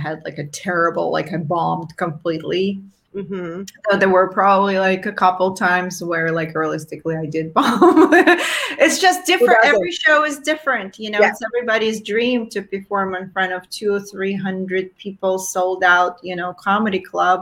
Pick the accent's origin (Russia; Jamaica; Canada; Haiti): Russia; moved away; growing up in Soviet Russia with no feminine sanitary products